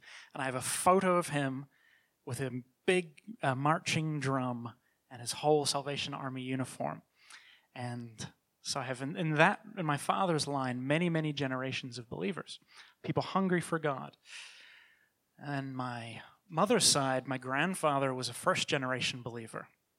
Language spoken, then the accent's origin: English; New Zealand; now in Toronto, Canada; I was born and raised in New Zealand and moved to Toronto in the 90s.